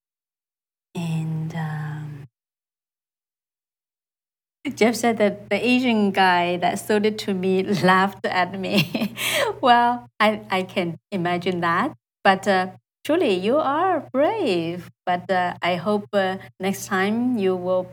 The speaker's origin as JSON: {"language": "English", "country": "China", "also_born_or_lived": "Iowa City, Iowa, United States / California, United States", "second_language": "English", "moved": "as an adult", "lives_now": "United States"}